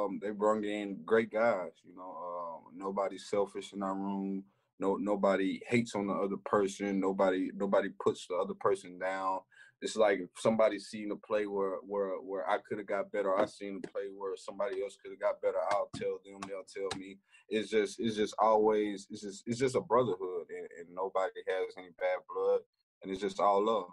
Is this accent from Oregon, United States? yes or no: no; Elkhart, Texas, United States; moved away; I have a lot of love in my hometown. You know, I grew up there. I've been down there since I was in diapers